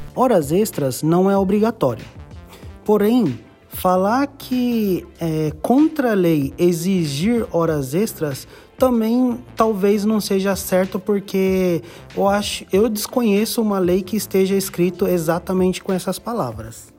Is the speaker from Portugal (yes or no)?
no; Japan; tenho 30 anos de Japão, Fui criado é, no Japão, estudei na, em escola japonesa.